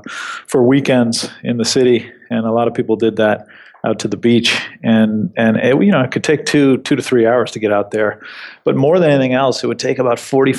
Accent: New York, United States; as an East Coaster, as a New Yorker, that has definitely been a change. But it's been as many things as I've come to expect growing up in New York that aren't here

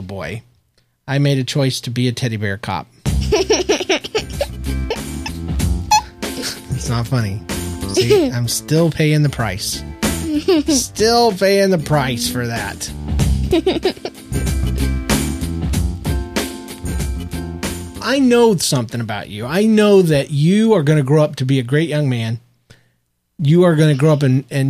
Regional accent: United States; we were born and raised in America, the land of the free.

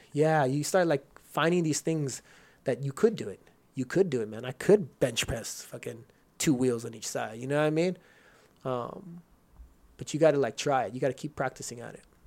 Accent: Rosemead, California, United States; also born or lived in Houston, Texas; I grew up in Rosemead

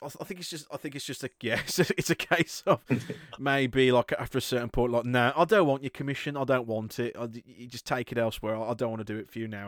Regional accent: United Kingdom; british people we are easily the worst at learning a second language i'm no exception

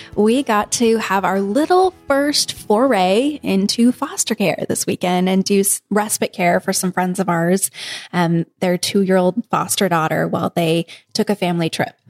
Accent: Kansas, United States; moved away; we're from Kansas

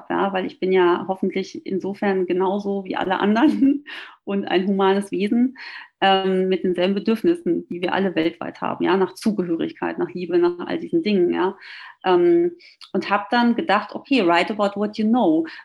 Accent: North Rhine-Westphalia, Germany; ich komme aus dem Ruhrgebiet, da ist man ja auch eher humorvoll aufgeschlossen und sehr selbstironisch vor allem.

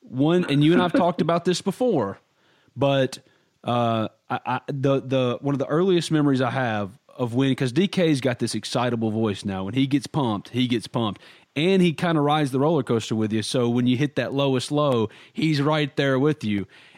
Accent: New Albany, Mississippi, United States; my hometown.

